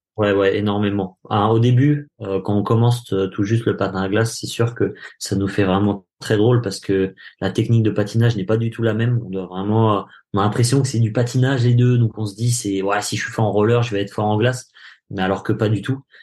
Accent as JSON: {"language": "French", "country": "France", "said": "nous en tant que Français"}